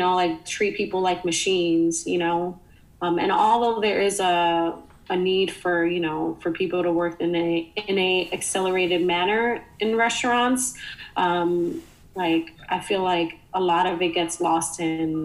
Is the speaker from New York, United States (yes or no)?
yes; New York City, New York, United States; moved away as an adult; now in Philadelphia, United States; me growing up in the Bronx, I was lucky enough to have a mom who would cook a meal